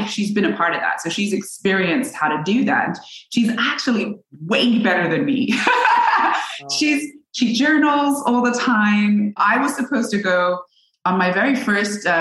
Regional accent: England, United Kingdom; now in Los Angeles, United States; I'm from England

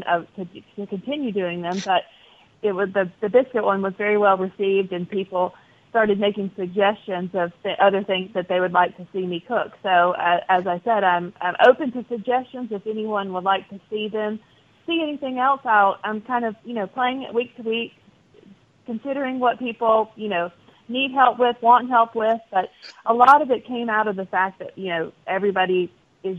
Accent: Mississippi, United States; moved away; also born or lived in North Carolina; I'm from Mississippi. I had a lot of my even high school and childhood friends

